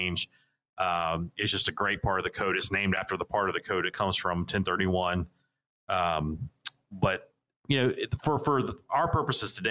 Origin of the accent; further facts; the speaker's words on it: Raleigh, North Carolina, United States; I'm originally from the South Raleigh area here